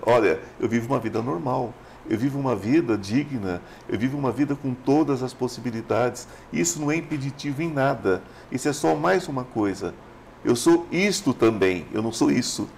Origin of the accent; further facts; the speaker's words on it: São Paulo, Brazil; eu não sou goiano, sou paulista, mas meu coração é goiano